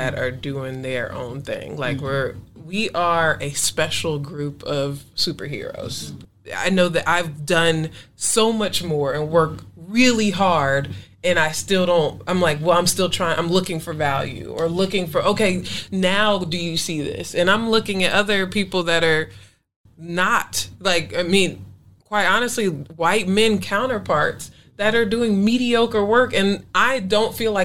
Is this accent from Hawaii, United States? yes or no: no; Atlanta, Georgia, United States; I'm from Atlanta